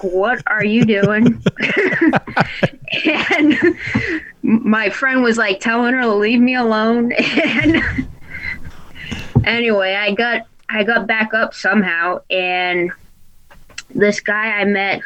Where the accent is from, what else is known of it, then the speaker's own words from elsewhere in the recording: Rhode Island, United States; coming from Rhode Island and like growing up in Rhode Island, it's super flat